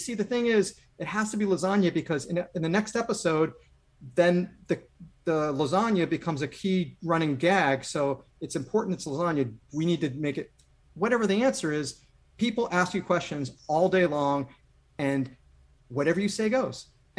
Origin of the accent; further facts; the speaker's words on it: West Hartford, Connecticut, United States; moved away; also born or lived in New York; I'm from West Hartford. That's where I grew up.